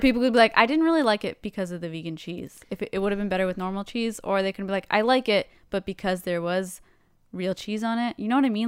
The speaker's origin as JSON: {"language": "English", "country": "Canada", "said": "we're Canadian"}